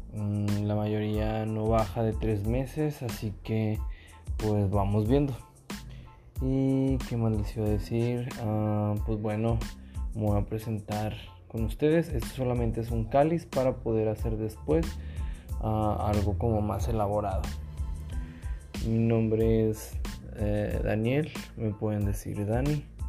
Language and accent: Spanish; Monterrey, Nuevo León, Mexico; Soy de Monterrey